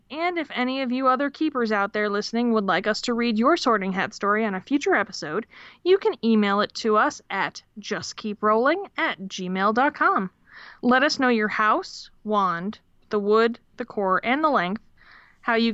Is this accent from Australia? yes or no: yes; Australia; from Australia.